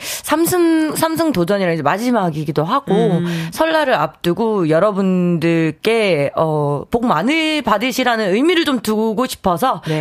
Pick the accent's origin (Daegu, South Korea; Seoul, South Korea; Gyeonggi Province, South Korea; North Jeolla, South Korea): Daegu, South Korea; accent: Gyeongsang dialect; 저도 대구 출신이다 보니까 경상도 사투리가 있어요.